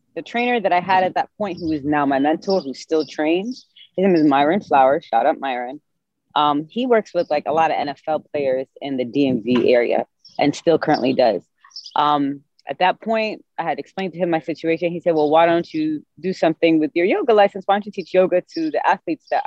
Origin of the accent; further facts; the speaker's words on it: Sharjah, United Arab Emirates; moved away as an adult; now in Washington, D.C., United States; I was born and raised in Sharjah, UAE, which is right next to Dubai, maybe 10 minutes away from there. So I moved to America in 2008